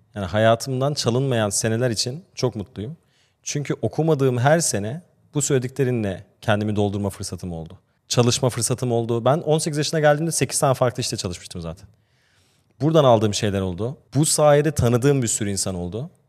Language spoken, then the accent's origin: Turkish; Austria; now in Turkey; Ben Avusturya'da doğdum ve büyüdüm